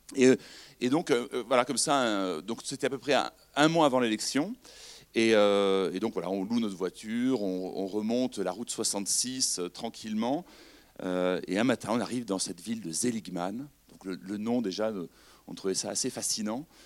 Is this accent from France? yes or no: yes; France; on vient de France